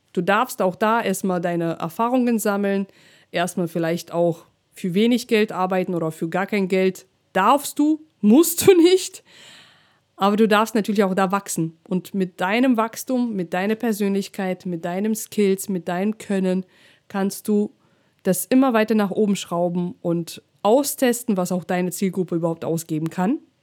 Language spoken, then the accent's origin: German; Russia; German is a second language; now in Germany; bin ich noch in Russland aufgewachsen, dann habe ich noch meinen Akzent ähm, damals ja noch ein bisschen stärker gehabt